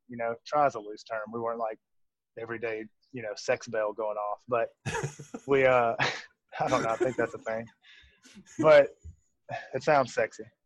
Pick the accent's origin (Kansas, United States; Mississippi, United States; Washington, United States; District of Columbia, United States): Mississippi, United States; Jackson; now in Fort Worth, United States; We're both from Mississippi. I'm from Jackson.